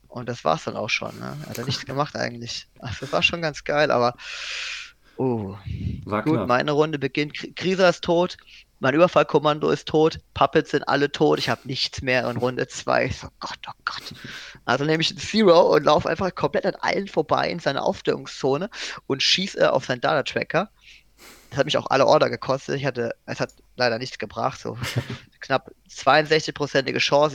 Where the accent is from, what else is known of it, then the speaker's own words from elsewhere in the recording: Germany; als Deutscher